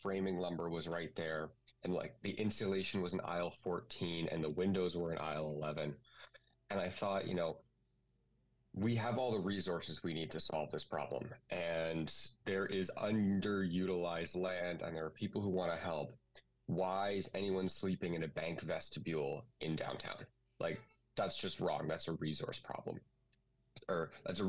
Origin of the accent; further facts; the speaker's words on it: Kitchener, Ontario, Canada; I grew up in Kitchener-Waterloo, went to elementary and high school there, KCI